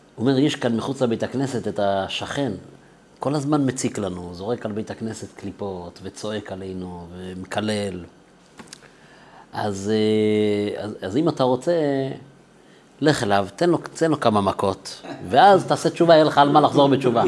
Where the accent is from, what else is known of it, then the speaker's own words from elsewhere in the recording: Jerusalem, Jerusalem District, Israel; גדלתי בירושלים, בבית חרדי